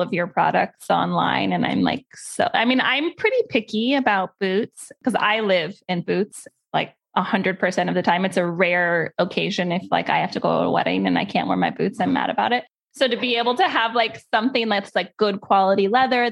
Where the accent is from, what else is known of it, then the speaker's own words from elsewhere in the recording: California, United States; we're from California